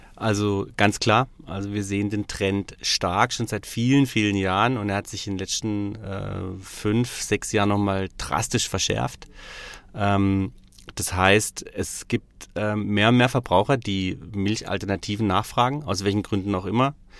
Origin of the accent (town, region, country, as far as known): Freiamt, Baden-Württemberg, Germany; born or raised there; also born or lived in Stuttgart; now in Freiburg, Germany